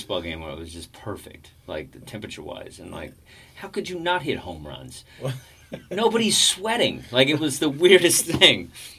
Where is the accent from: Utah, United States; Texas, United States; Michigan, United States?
Texas, United States; I'm from Texas.